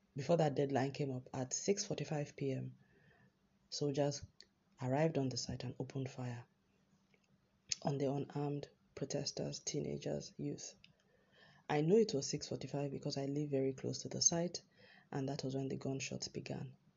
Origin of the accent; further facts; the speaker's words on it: Nigeria; as a Nigerian